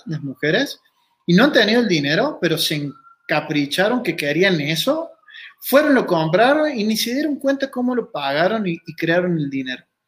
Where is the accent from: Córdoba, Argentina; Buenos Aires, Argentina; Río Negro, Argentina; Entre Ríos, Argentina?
Córdoba, Argentina; Río Cuarto; soy argentino, nací en Río Cuarto, Córdoba